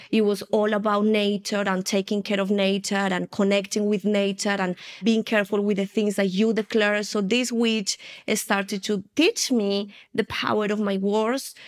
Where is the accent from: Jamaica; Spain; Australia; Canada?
Spain; also born or lived in United Kingdom; now in Colombia; I'm originally from Colombia in, uh, South America, and I have been here for one year and a half already. I was raised in Spain, then I moved to the U K, and now the Lord brought me back to Colombia after twenty-five years